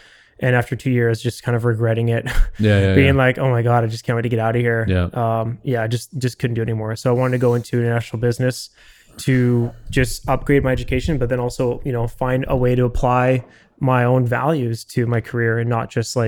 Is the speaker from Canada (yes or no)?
yes; Vancouver, British Columbia, Canada; I'm from Vancouver and wanted to do a master's and just upgrade my education. And I had a French passport